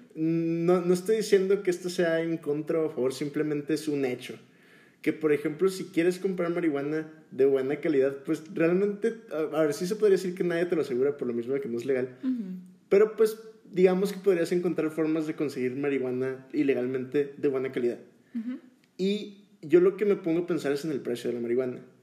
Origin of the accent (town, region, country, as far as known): Mexico